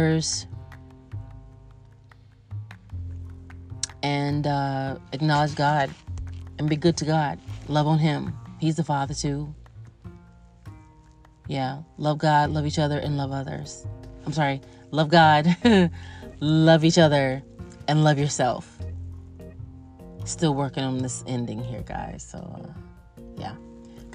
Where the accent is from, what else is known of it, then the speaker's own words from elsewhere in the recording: United States; I am an American with African ancestry